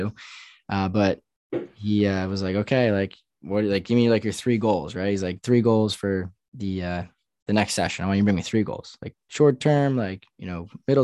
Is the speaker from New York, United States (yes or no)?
yes; New York, United States; growing up in New York